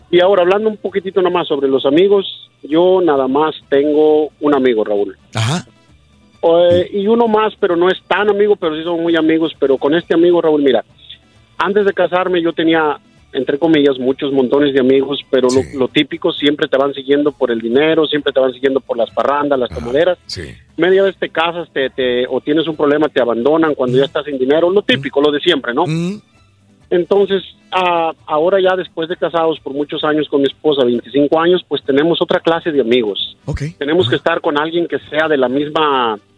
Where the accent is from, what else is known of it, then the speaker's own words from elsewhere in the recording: Virginia, United States; Yo soy acá de, de Virginia, ¿va? entonces vecinos de Filadelfia.